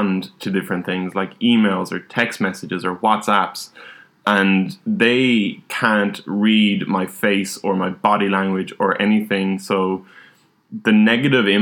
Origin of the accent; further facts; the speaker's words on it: Ireland; growing up in Ireland, drinking is a big part of society.